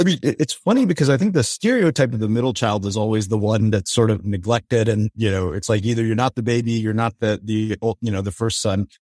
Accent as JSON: {"language": "English", "country": "India", "said": "despite being Indian, I think that when I read this book, I was surprised by how little I knew about Sikhism, despite having Sikh friends."}